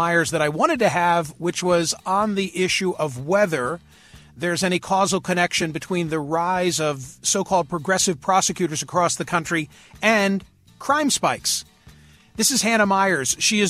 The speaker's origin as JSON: {"language": "English", "town": "Philadelphia", "region": "Pennsylvania", "country": "United States", "tie": "born or raised there", "said": "my hometown of Philadelphia"}